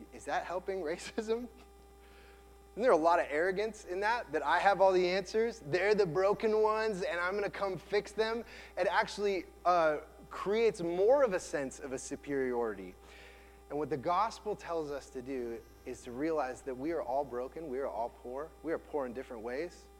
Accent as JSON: {"language": "English", "country": "United States", "tie": "born or raised there", "said": "as a white man growing up in America"}